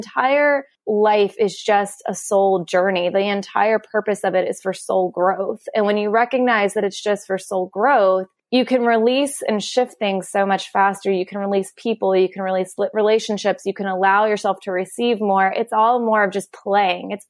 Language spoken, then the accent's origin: English; Kentucky, United States; I'm from Kentucky with horse racings. I grew up around thoroughbred farms